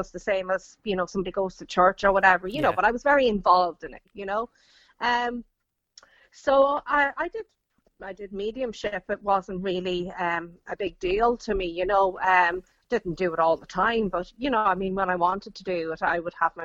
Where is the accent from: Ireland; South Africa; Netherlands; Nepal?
Ireland; I grew up in Ireland, I grew up in a Catholic house